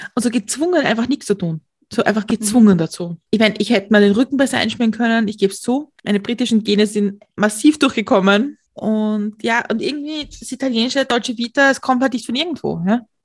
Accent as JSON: {"language": "German", "country": "Austria", "said": "ich als Österreicherin"}